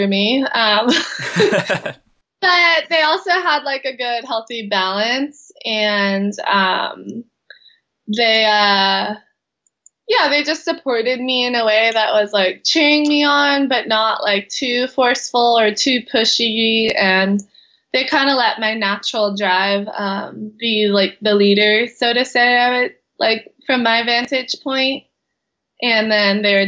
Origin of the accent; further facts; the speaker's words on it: Kauai, Hawaii, United States; I was born and raised here in Kauai, Hawaii, where I still live.